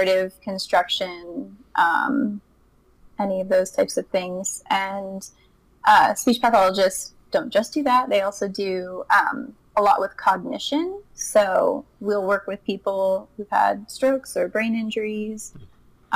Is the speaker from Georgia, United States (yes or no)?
no; Hookstown, Pennsylvania, United States; moved away as an adult; also born or lived in Kent, Ohio; now in Colorado, United States; I'm from Hookstown, just like you all, and went to high school at Southside